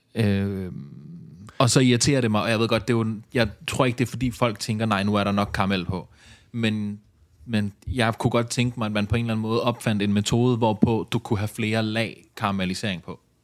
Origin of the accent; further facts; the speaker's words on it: Ballerup, Capital Region of Denmark, Denmark; jeg er jo opvokset noget af min barndom i Ballerup